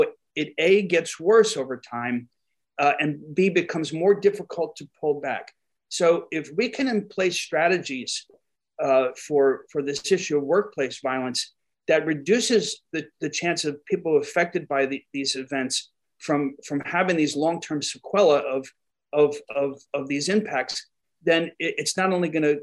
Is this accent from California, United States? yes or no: no; New York, United States; accent: New York; my New York accent